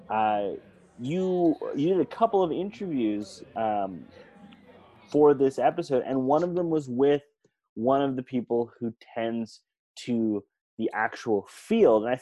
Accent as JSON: {"language": "English", "country": "Canada", "said": "I'm from Canada, so"}